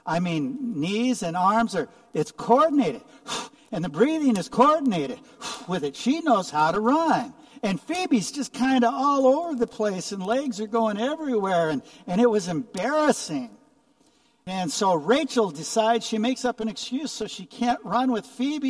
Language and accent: English; Omaha, Nebraska, United States; moved away as an adult; also born or lived in Coon Rapids; now in Arizona, United States; I grew up in Omaha, Nebraska